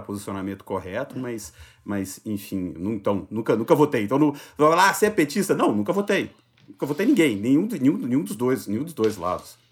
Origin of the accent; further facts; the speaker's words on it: Juiz de Fora, Minas Gerais, Brazil; now in São Paulo, Brazil; Meu título de eleitor sempre teve em Juiz de Fora, que é a cidade onde eu nasci. Eu mudei para São Paulo e nunca transferi